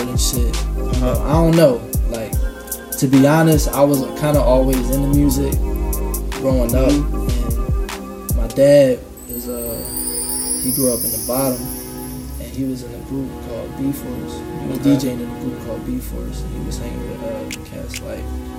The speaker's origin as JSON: {"language": "English", "region": "Delaware", "country": "United States", "tie": "born or raised there", "also_born_or_lived": "Philadelphia, Pennsylvania", "said": "When I was six, I moved to Delaware, and then I've been up there ever since"}